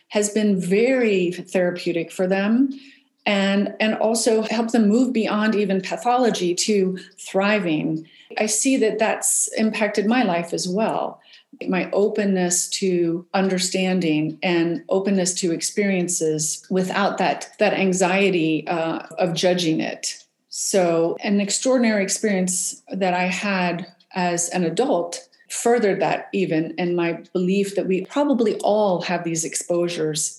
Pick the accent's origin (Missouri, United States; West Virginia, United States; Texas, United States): West Virginia, United States; I grew up in West Virginia, and we were outside all the time